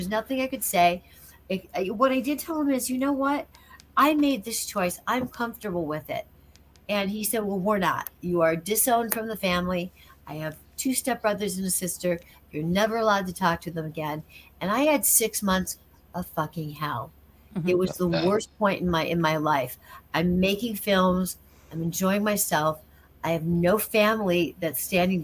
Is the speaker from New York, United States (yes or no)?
no; Rockford, Illinois, United States; moved away; the video store in my hometown of Rockford